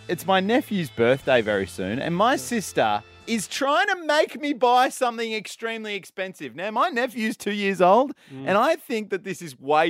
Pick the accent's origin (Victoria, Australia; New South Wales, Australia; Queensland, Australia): Victoria, Australia; I grew up in Victoria.